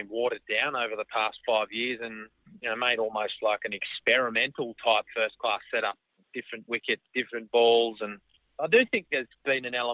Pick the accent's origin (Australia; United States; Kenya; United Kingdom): Australia; being inside the dressing room and being an Australian cricketer, it's great fun.